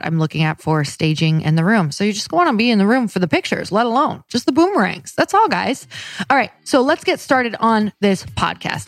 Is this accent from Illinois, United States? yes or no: no; Upper Michigan and Wisconsin, United States; I'm from Upper Michigan and Wisconsin